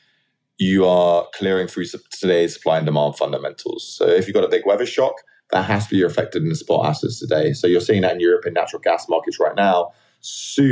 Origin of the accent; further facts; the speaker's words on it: London, United Kingdom; moved away as an adult; now in New York, United States; I grew up in London, in Southwest London.